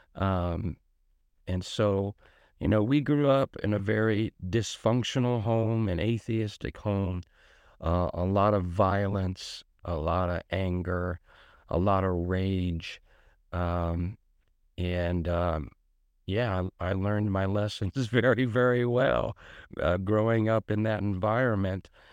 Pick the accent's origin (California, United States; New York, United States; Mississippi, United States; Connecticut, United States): Connecticut, United States; Bridgeport; I grew up in Richport, Connecticut